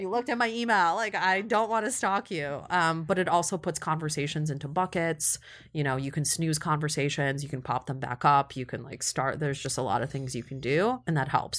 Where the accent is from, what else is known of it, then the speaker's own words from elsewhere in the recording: Kyiv, Ukraine; also born or lived in Cleveland, Ohio; now in New York, United States; born and raised in Kyiv